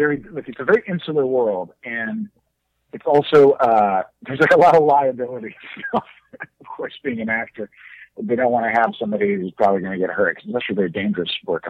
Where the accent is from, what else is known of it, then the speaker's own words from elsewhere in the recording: Texas, United States; also born or lived in New York / Boston; People, when they meet me, they definitely like don't think I'm from Texas. I think I definitely kind of associate with the East Coast in some level. I lived in New York